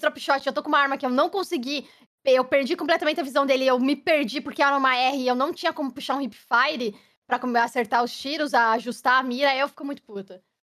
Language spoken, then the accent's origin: Portuguese; Curitiba, Paraná, Brazil; moved away as an adult; also born or lived in São Paulo; now in London, United Kingdom; sou curitibana